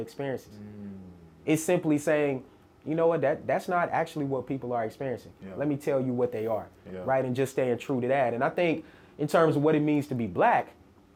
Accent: Murfreesboro, Tennessee, United States; I'm from Murfreesboro

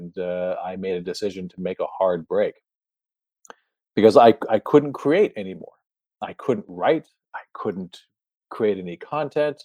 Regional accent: Canada; moved away; also born or lived in New Jersey; I was raised in Canada.

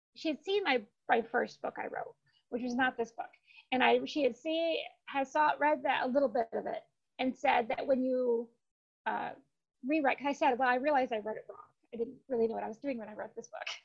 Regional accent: Spring Arbor, Michigan, United States; moved away as an adult; now in Phoenix, United States; A small town called Spring Arbor is where I grew up

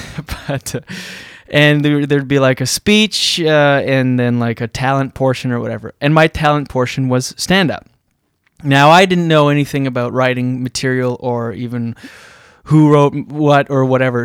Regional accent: Moncton, New Brunswick, Canada; moved away; growing up in East, East, on the East Coast in New Brunswick, which does that in Moncton

